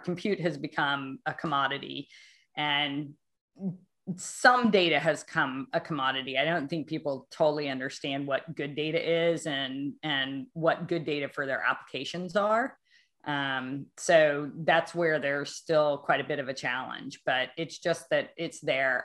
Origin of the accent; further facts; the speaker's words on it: Arkansas, United States; moved away as an adult; also born or lived in Los Alamos; now in Boston, United States; I'm from Arkansas and it's lovely. I love I love Arkansas. I just couldn't live there anymore.